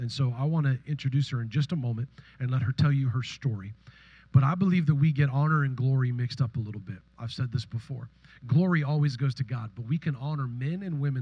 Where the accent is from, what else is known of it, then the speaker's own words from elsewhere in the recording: Northern California, United States; I'm from Northern California